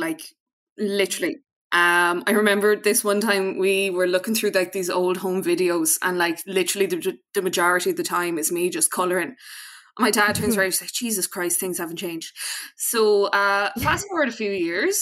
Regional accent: Mayo, Connacht, Ireland; I'm from Mayo

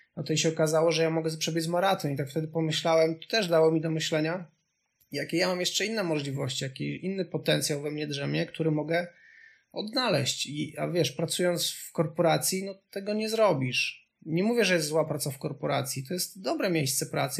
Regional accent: Subcarpathian Voivodeship, Poland; moved away as an adult; also born or lived in Kraków; ja pochodzę z bardzo małej miejscowości z Podkarpacia

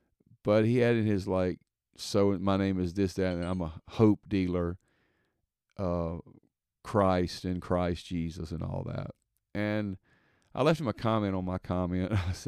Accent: the South, United States; Now, listen, I'm from the South, so Bible Belt, typically everybody's been to church before in their life.

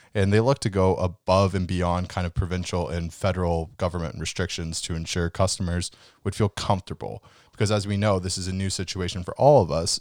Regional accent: Canada; we're Canadian

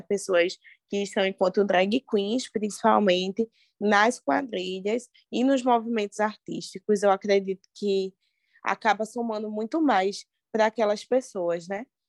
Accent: Recife, Pernambuco, Brazil; moved away as an adult; now in Serra Talhada, Brazil; sou de Recife

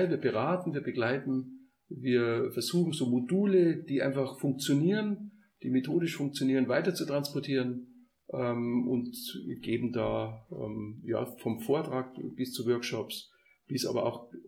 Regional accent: Bavaria, Germany; ich komme aus {S1} Oberbayern, äh, auf dem Friedhof sind 400 Jahre Gräber, Familiengräber

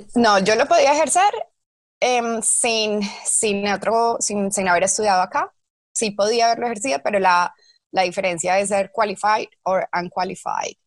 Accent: Medellín, Antioquia, Colombia; moved away as an adult; now in Auckland, New Zealand; soy de Medellín, eh, llegué a Oakland hace 13 años

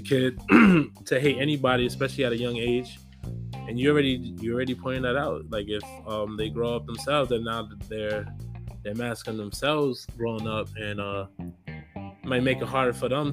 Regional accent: New York City, New York, United States; I'm from the Bronx. I grew up there

